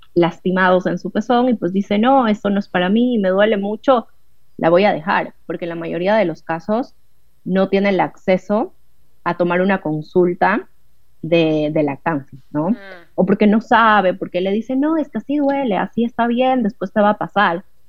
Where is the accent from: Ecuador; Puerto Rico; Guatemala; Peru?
Ecuador; moved away as an adult; now in Buenos Aires, Argentina; soy de Ecuador, pero actualmente vivo en Buenos Aires